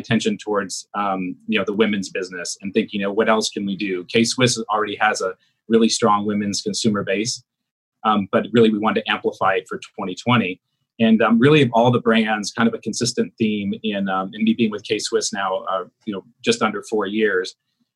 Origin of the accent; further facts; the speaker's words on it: South Korea; moved away; I'm originally from South Korea